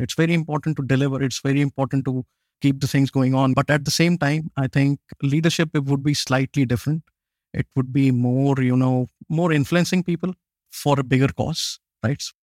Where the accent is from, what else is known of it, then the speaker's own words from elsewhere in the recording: Jammu and Kashmir, India; also born or lived in Pune, India; now in Chile; I'm originally from India. I was born way up in the north of India. It's a place called Kashmir, way up in the mountains.